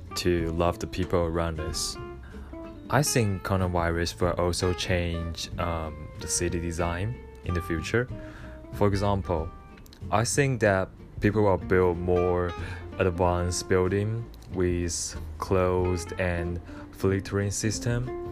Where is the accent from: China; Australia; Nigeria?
China; Wuhan, Hubei; English is a second language; moved away as an adult; now in Tokyo, Japan; my hometown because I'm from Wuhan, China